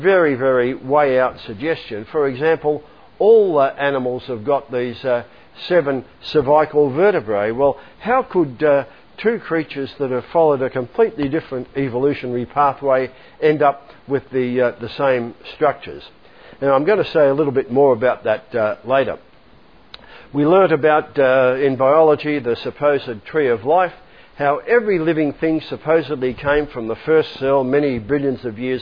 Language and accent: English; Melbourne, Victoria, Australia; I grew up here in Melbourne